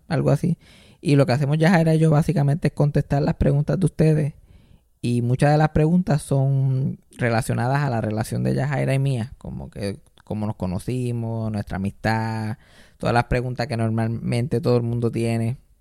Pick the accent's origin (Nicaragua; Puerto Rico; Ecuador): Puerto Rico; nosotros como puertorriqueños